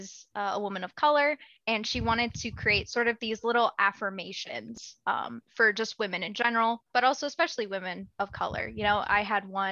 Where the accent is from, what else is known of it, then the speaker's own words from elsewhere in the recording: the South, United States; moved away as an adult; also born or lived in Marquette, Michigan; I grew up in the South. So things weren't always amazing, being a kid who looks different from everyone in your class of like 50 kids in a super rural, pretty conservative place.